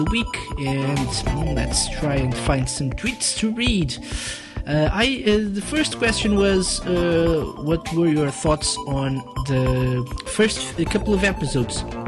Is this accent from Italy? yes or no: no; Portugal; I'm from Portugal, which is not the US, actually